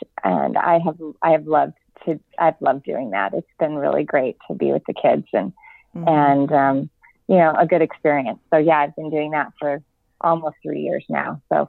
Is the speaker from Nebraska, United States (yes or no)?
yes; Omaha, Nebraska, United States; moved away; I grew up in Omaha, Nebraska, so I'm a Midwest girl at heart, came from a big family, five sisters and one brother.